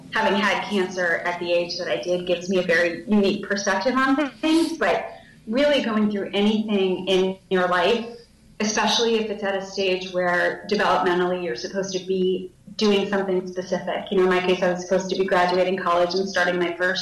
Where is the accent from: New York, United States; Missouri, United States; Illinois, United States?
New York, United States; New York City; I grew up in New York City.